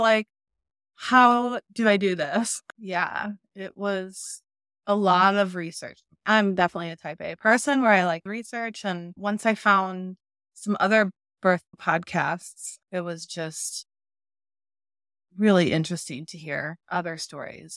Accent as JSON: {"language": "English", "town": "St. Louis", "region": "Missouri", "country": "United States", "said": "We're both from Saint Louis"}